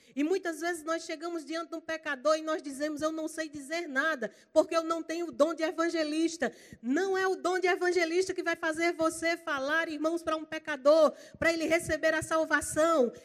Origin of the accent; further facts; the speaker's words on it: Campina Grande, Paraíba, Brazil; now in Goiânia, Brazil; Eu sou paraibana, eu sou lá de Campina Grande. Eu estou só emprestada lá em Goiânia